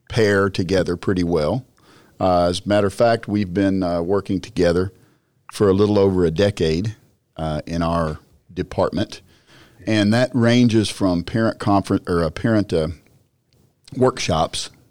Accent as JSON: {"language": "English", "region": "Texas", "country": "United States", "said": "I'm a Texan"}